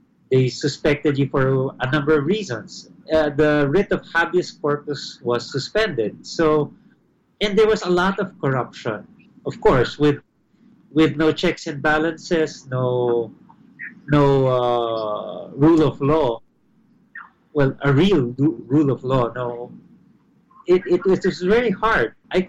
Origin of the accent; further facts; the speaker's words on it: Philippines; also born or lived in Manila; as a Filipino resident, as someone who actually resides in the country